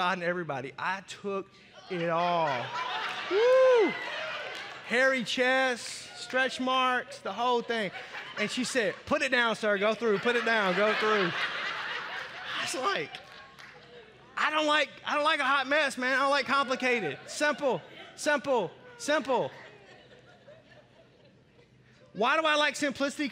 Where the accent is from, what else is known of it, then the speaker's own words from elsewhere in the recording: Arkansas, United States; I grew up in Arkansas